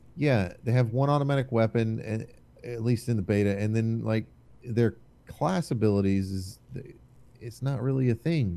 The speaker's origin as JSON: {"language": "English", "country": "United States", "said": "I'm American."}